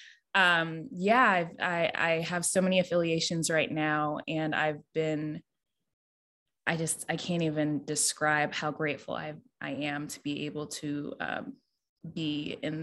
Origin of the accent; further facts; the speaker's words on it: Durham, North Carolina, United States; I'm based in Durham, North Carolina. I was raised here my entire life.